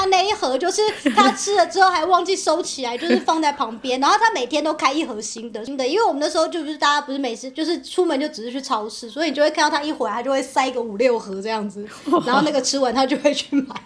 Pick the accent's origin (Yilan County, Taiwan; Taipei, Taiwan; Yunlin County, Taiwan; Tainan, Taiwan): Taipei, Taiwan; moved away; 我是来自台北